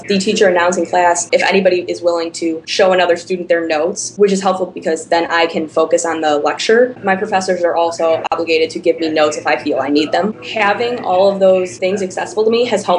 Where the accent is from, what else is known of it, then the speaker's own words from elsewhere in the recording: the Chicago suburbs, Illinois, United States; I'm from the Chicago suburbs.